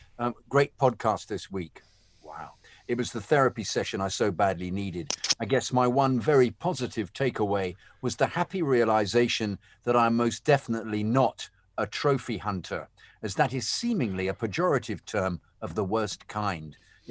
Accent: New York, United States; they were from London, I'm a New Yorker, somehow they seem to have some proportional relevance.

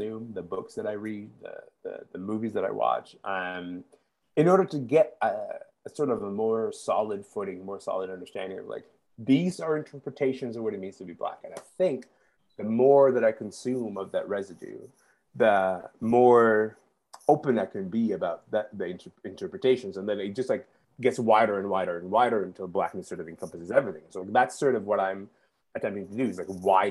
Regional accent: Kingston, Ontario, Canada; growing up in Kingston, but also being like coming from a background of being like a conservative Muslim

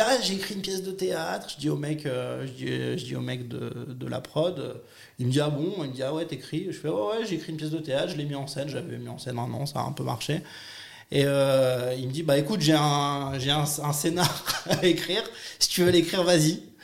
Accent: Nice, Provence-Alpes-Côte d'Azur, France; moved away as an adult; now in Paris, France; je viens de Nice à la base

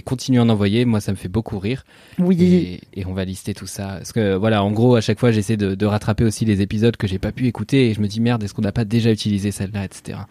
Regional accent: Normandy, France; je suis normand

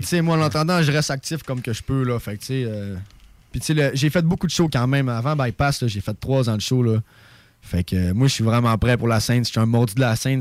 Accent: Saguenay, Quebec, Canada; accent: québécois; moved away as an adult; now in Montreal, Canada; j'ai grandi au Saguenay

